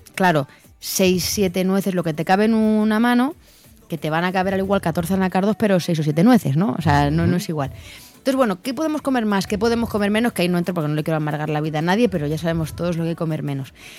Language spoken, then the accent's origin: Spanish; Belmonte, Castilla-La Mancha, Spain; now in Madrid, Spain; Vivo en Madrid, pero soy de Cuenca. Soy de un pueblo que se llama Belmonte